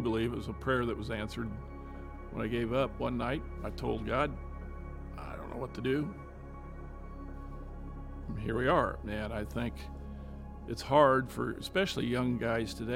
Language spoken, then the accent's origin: English; Midwest, United States; now in Indianapolis, United States; growing up in the Midwest